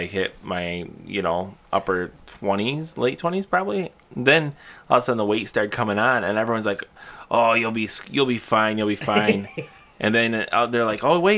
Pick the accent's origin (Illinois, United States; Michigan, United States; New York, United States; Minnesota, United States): Michigan, United States; Bay City; the good old city by the bay, where we're from, where we live